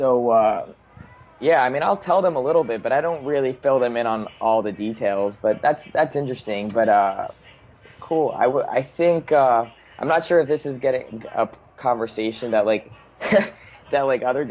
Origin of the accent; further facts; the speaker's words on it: Long Island, New York, United States; I grew up in Long Island